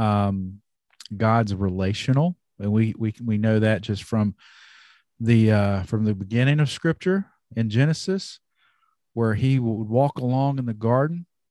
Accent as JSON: {"language": "English", "region": "North Carolina", "country": "United States", "said": "I'm from North Carolina"}